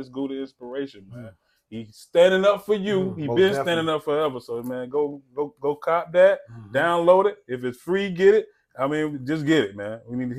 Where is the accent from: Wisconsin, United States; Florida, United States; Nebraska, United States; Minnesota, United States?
Florida, United States; Polk County, Central; Yeah, I'm from Polk County, which is Central Florida, right there by between Orlando and Tampa.